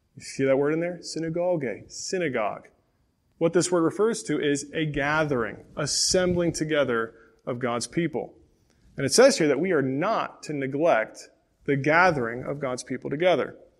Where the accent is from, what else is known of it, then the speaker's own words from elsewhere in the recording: Pontiac, Michigan, United States; I was born in Pontiac, Michigan, and for a few years I lived with my grandparents